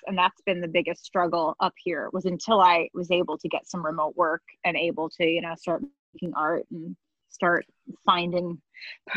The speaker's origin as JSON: {"language": "English", "region": "upstate New York", "country": "United States", "tie": "born or raised there", "said": "a bunch of us alumni who have moved out of my hometown"}